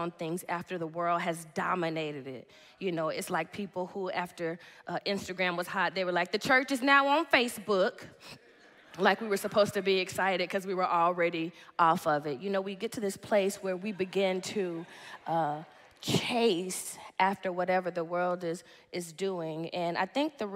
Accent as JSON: {"language": "English", "town": "Dallas", "region": "Texas", "country": "United States", "said": "I'm from Dallas, Texas"}